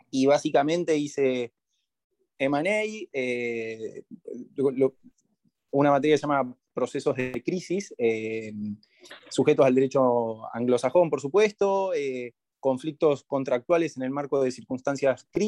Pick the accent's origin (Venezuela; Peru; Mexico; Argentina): Argentina; Y, siendo abogado argentino que lo podés buscar y lo podés lograr. Y ahí es cuando volví a Argentina